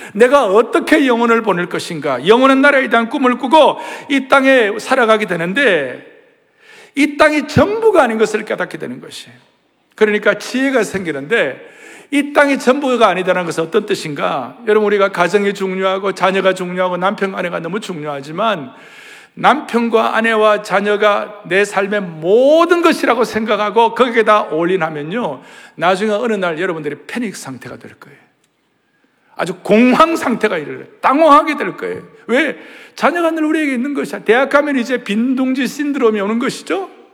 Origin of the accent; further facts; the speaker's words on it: southern Korea, South Korea; 제가 남쪽에서 태어났으니